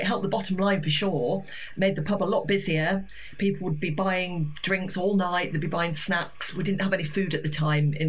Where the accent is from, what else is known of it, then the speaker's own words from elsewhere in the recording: Yorkshire Dales, Yorkshire and the Humber, United Kingdom; now in Brighton, United Kingdom; I play in my village. I'm from the Yorkshire Dales, and they have a Ring the Bull in the village pub